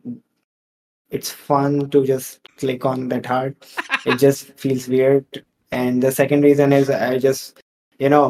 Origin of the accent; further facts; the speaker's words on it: India; I'm from India